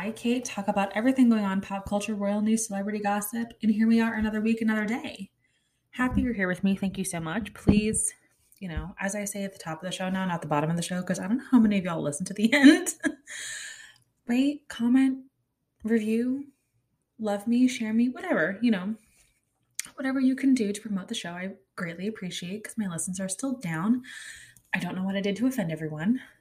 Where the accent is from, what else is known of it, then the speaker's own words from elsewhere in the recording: Kansas City, Missouri, United States; also born or lived in Asia / Connecticut; We lived in Asia until I was six. I was born in the States, but not the point we moved to Connecticut. In the Northeast, I don't think they were that into the Oregon Trail. I moved from the Northeast to Kansas City.